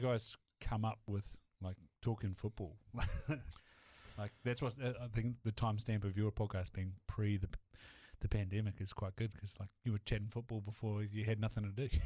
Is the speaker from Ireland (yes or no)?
no; Southland, New Zealand; moved away; also born or lived in Hawke's Bay; being from Southland